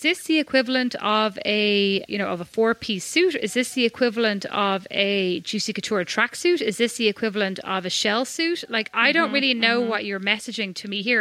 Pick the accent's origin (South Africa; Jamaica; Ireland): Ireland; I'm Irish.